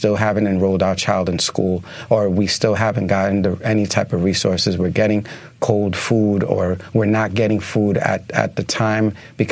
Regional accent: New York City, New York, United States; I'm born and raised in the Lower East Side. I'm a New Yorker

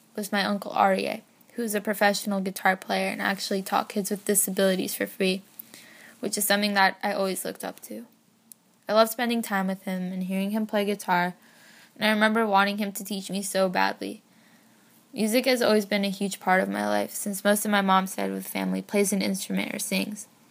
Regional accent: San Francisco, California, United States; I'm sixteen and was born and raised in San Francisco

